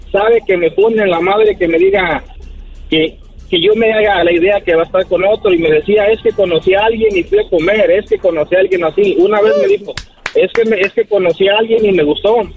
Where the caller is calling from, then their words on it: Nashville, Tennessee, United States; De Tennessee.